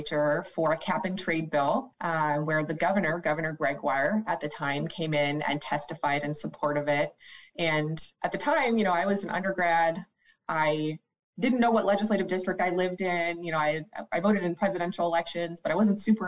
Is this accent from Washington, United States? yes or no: yes; Maple Valley, Washington, United States; also born or lived in Olympia, Washington; I moved from my hometown of Maple Valley, where I had grown up, kindergarten through high school